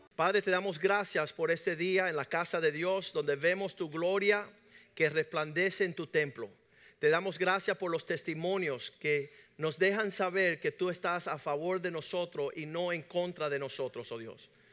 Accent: Cuba; nosotros que somos cubanos y latinos

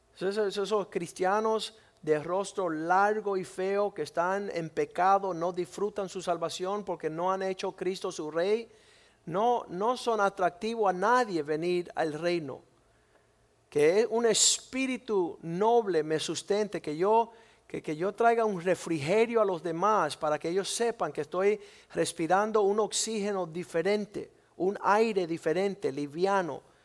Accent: Cuba; moved away; nosotros somos cubanos y nunca hemos podido disfrutar nuestro país

